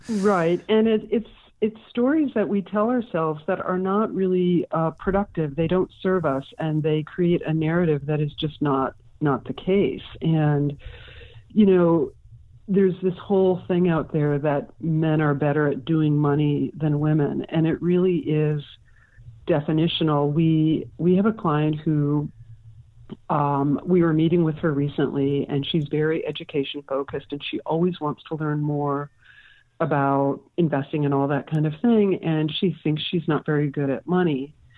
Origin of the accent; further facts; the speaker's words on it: Milwaukee, Wisconsin, United States; moved away as an adult; now in San Francisco, United States; I'm a native of Wisconsin